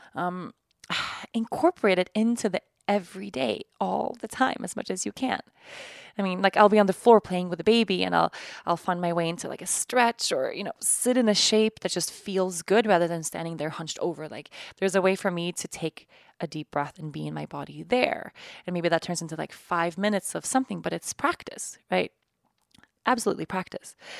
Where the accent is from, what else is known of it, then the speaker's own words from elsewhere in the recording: Sweden; moved away; my home country of Sweden